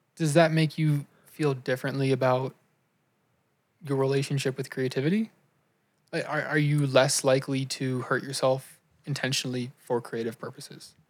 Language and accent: English; United States; we grew up in America